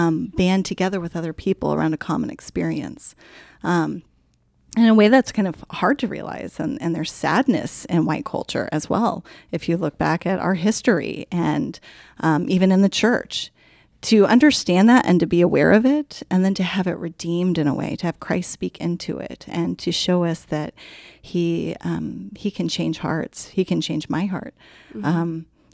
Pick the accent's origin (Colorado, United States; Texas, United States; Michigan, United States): Colorado, United States; moved away; I guess I'm a mom. I grew up in Colorado.